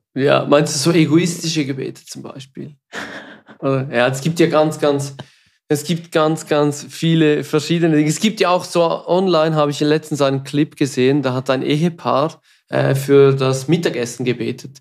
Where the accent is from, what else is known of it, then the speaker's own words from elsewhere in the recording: Switzerland; accent: Swiss German; first language Swiss German; German is a second language; es ist nicht unsere Muttersprache.